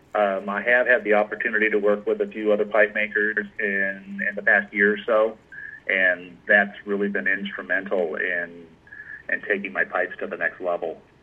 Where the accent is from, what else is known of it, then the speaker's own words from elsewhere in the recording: Anaheim, California, United States; I was born and raised in Anaheim, California